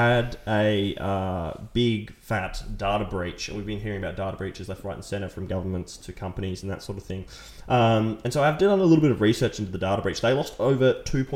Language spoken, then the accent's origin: English; Victoria, Australia; I'm from Victoria.